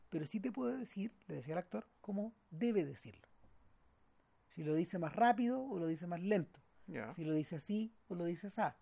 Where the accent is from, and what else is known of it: Chile